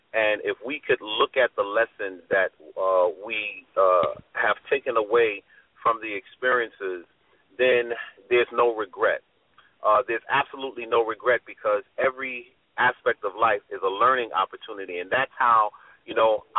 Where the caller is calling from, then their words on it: New York City, New York, United States; I'm calling from Brooklyn.